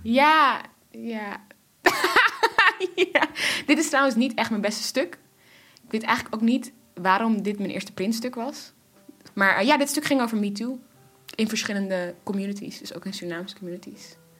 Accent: Netherlands; Ik ben in Nederland geboren

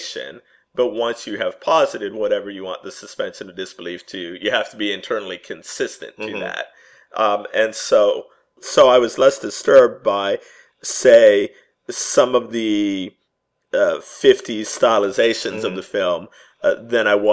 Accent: United States; I'm speaking as an American

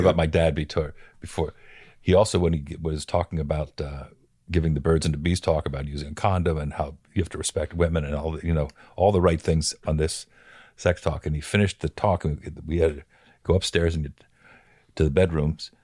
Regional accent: Bethlehem, Pennsylvania, United States; I grew up in Bethlehem, Pennsylvania

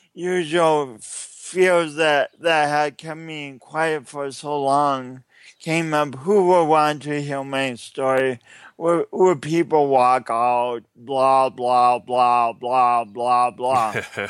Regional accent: England, United Kingdom; And then I'm an English person, and I've been chasing this book around

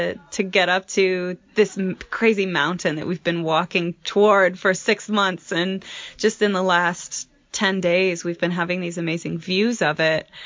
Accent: Marshalltown, Iowa, United States; moved away; also born or lived in Grand Teton National Park, Wyoming; I'm originally from Marshalltown, Iowa, and most recently I was living and working in Grand Teton National Park, Wyoming.

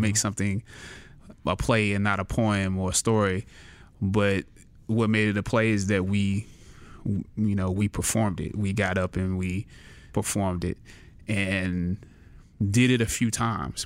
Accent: Anderson, South Carolina, United States; I was born and raised in Anderson, South Carolina, relatively small town

